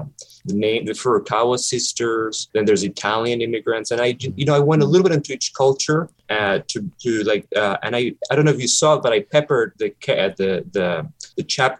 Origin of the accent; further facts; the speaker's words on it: Ecuador; English is a second language; He's from my country. I'm originally from Ecuador.